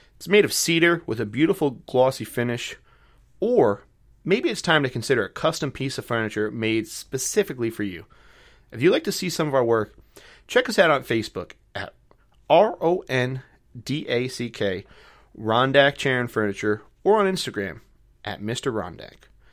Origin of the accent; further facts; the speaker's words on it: North Rockland, downstate New York, United States; accent: Long Island or city accent; now in Plattsburgh, United States; I'm originally from downstate New York, so North Rockland.